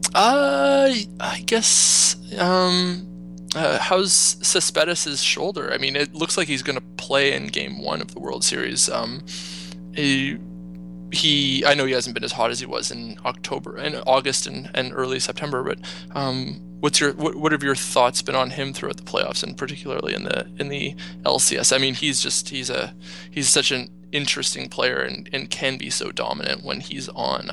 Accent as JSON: {"language": "English", "country": "Canada", "said": "being a Canadian and uh, and living in Canada"}